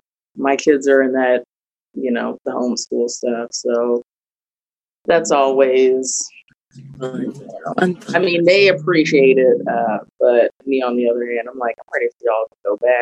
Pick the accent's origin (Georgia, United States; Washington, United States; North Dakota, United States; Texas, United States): Texas, United States; Dallas; I mean, I'm pretty much from Dallas. I actually live in Carrollton, but I work here in Dallas. I've been here for lots of years. I was a military kid, so I've been brought up all kinds of places.